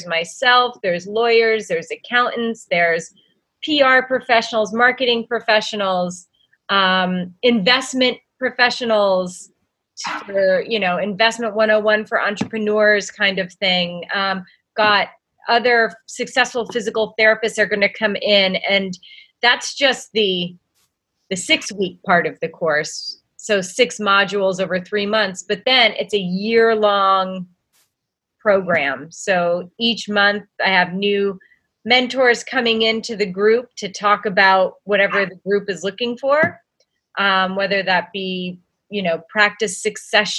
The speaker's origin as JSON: {"language": "English", "town": "Old Forge", "region": "Pennsylvania", "country": "United States", "tie": "born or raised there", "said": "Old Forge, Pennsylvania. Plug for my hometown, pizza capital of the world"}